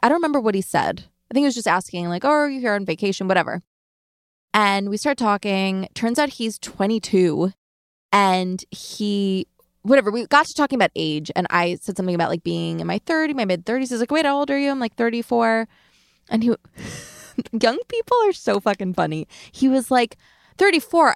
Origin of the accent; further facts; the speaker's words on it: Long Island, New York, United States; I'm from Long Island.